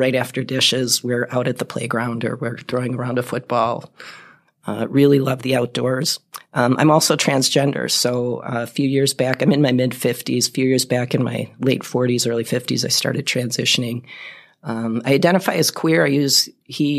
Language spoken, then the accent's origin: English; Milwaukee, Wisconsin, United States; moved away as an adult; also born or lived in Las Cruces, New Mexico / Austin, Texas / Fox Cities, Wisconsin; now in Appleton, United States; I grew up in Milwaukee, lived there till I was 21, and then in the late 80s, I moved up here